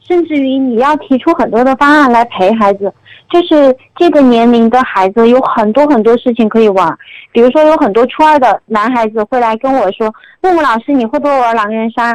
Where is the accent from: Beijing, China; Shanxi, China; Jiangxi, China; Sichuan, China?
Sichuan, China; Chengdu; accent: Chengdu dialect; 我们成都话叫做莫名其妙的死情